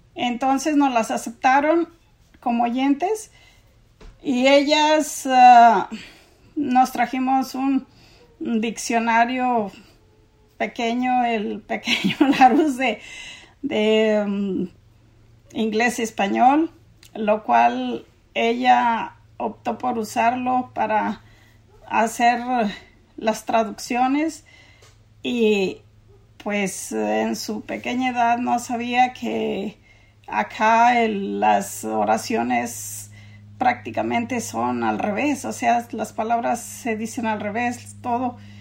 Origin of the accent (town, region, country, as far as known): Mexico; moved away as an adult; also born or lived in San Diego County, California; now in United States